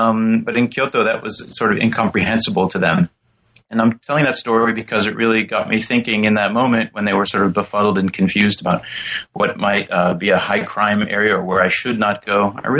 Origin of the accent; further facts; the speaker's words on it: St. Louis, Missouri, United States; I came from St. Louis, which at the time during the early 1980s was a city gripped by a lot of violent crime